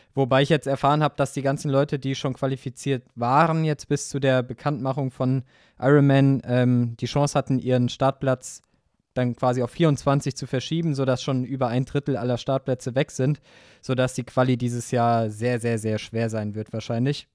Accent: near Wiesbaden, Hesse, Germany; in Wiesbaden an meinem Heimatort

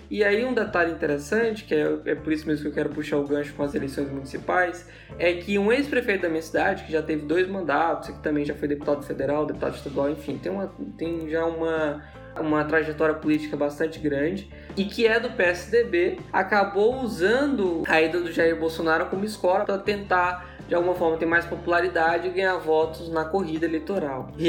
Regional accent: Imperatriz, Maranhão, Brazil; Imperatriz, que é a minha cidade natal.

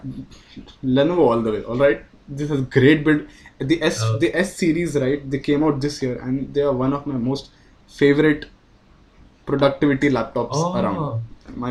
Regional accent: India; as Indian

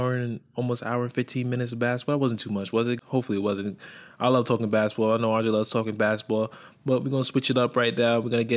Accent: New York, United States; I'm from New York

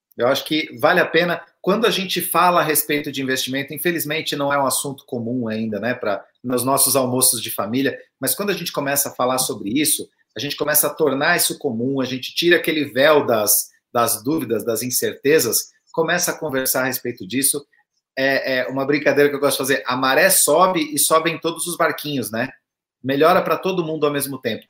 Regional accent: southern Santa Catarina, Brazil; eu sou lá do sul de Santa Catarina

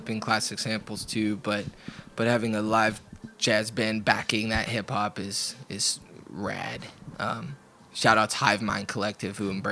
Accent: Portland, United States; growing up in Portland, going to shows for my young adult life, basically since I was 15 or so

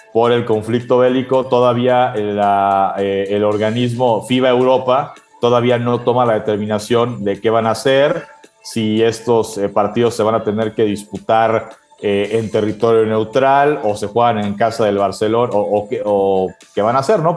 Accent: Mexico; nosotros como mexicanos

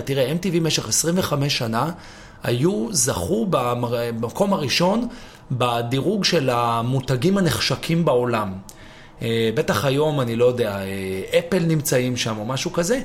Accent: Israel; also born or lived in New York, United States / London, United Kingdom

